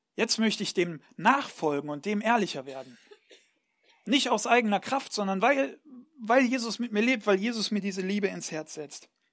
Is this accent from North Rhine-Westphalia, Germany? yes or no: yes; Ruhr area, North Rhine-Westphalia, Germany; moved away; ich komme ursprünglich aus Nordrhein-Westfalen, ähm, aus, aus dem schönen Ruhrgebiet